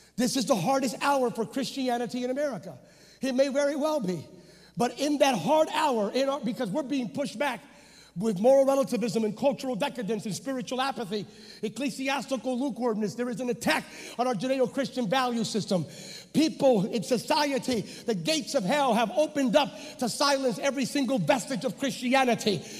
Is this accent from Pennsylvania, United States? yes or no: yes; Pennsylvania, United States; moved away as an adult; now in California, United States; I'm a Pennsylvania native. And in Pennsylvania, I grew up in an Assembly of God church